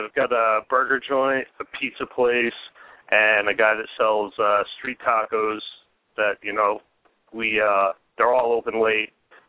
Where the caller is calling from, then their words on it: Portland, Maine, United States; I'm calling from Portland, Maine.